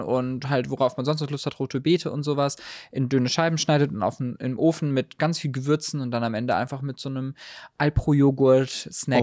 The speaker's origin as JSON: {"language": "German", "town": "Heidelberg", "region": "Baden-Württemberg", "country": "Germany", "tie": "born or raised there", "said": "ich bin in Heidelberg aufgewachsen"}